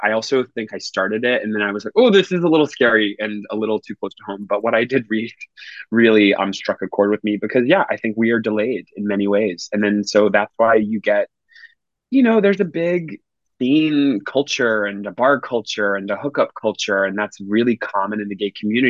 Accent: Macon, Georgia, United States; moved away as an adult; also born or lived in Nashville, Tennessee; now in New York City, United States; grew up in Macon, Georgia

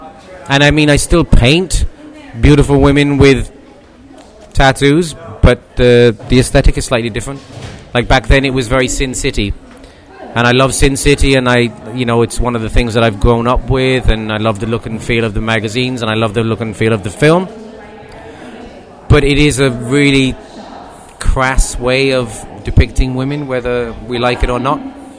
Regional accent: Ireland; now in London, United Kingdom; I'm originally from Ireland. But I've lived away from there most of my life, so my accent is so bad now that even people in Ireland don't know that I'm from there.

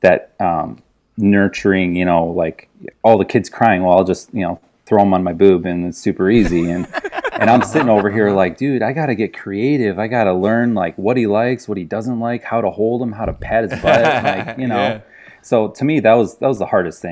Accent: between Chicago and Milwaukee, Wisconsin, United States; moved away; I'm from near Chicago. Grew up in Wisconsin, just over the border, so right between Chicago and Milwaukee

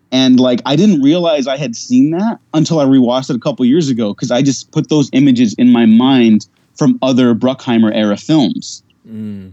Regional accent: United States; I, am Mexican, but i I was born in America

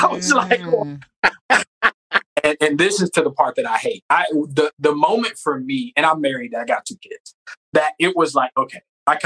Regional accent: the South, United States; So I'm from the South where we have project, like, so they send me to the ghetto.

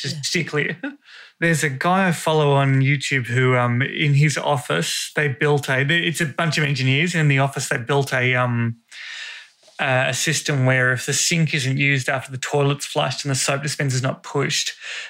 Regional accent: Australia; Yeah, I got a weird accent. What I say turn, it? Burn words, even yeah. though I am Australian. My brothers have it as well.

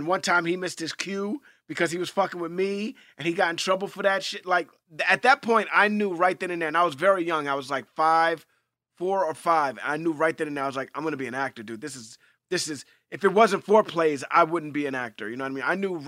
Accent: New York, United States; I grew up in Hell's Kitchen, New York, and on 42nd between 9th and 10th Avenue, there was this whole theater complex, this theater thing called Theater Row

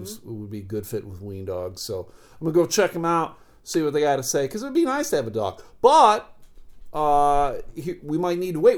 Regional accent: Buffalo, New York, United States; moved away; growing up in Buffalo

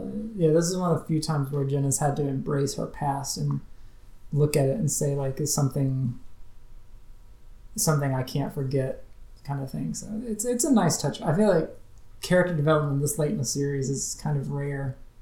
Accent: Southern US, United States; accent: Southern; that's why I growing up made sure to sort of change my accent so I don't say words like y'all or anything that showcases a Southern accent

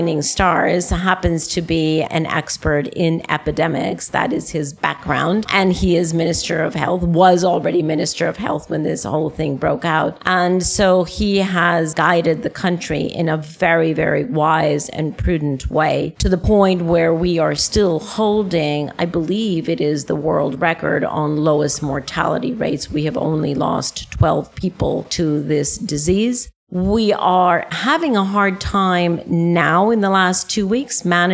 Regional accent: Costa Rica; moved away; I am in my home country, Costa Rica, where I haven't lived in over 40 years

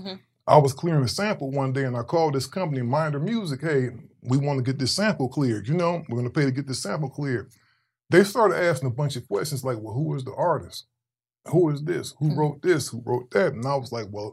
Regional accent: Cleveland, Ohio, United States; moved away as an adult; also born or lived in Long Beach, California; I'm originally from Cleveland, Ohio

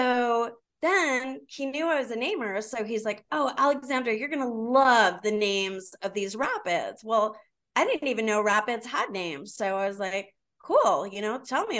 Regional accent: San Diego, California, United States; I grew up here in San Diego, and I still don't speak Spanish

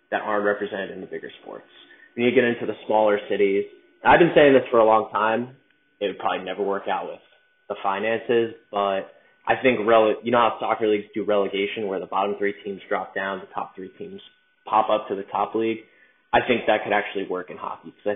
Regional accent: New York, United States; now in New Orleans, United States; I'm from New York

